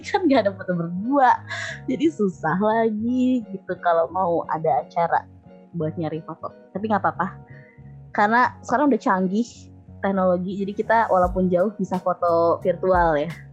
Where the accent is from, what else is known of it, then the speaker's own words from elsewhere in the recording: Bandung, West Java, Indonesia; moved away as an adult; now in Hungary; aku lahir di Bandung, terus pindah karena orang tua kerja, nah, terus balik lagi ke Bandung. Jadi mungkin aku baru empat belas kali ya, empat belas tahun di Bandung.